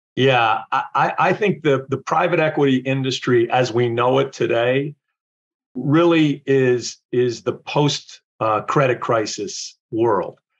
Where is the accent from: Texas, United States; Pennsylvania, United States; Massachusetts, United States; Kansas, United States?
Pennsylvania, United States; Wilkes-Barre; I grew up in uh, Wilkes-Barre, Pennsylvania